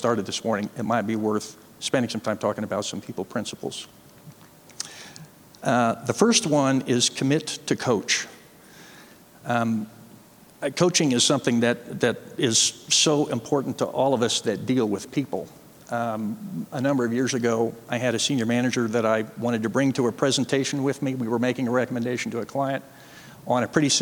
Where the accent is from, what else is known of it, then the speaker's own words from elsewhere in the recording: Chicago, Illinois, United States; also born or lived in Montana; I mostly grew up in the Chicago area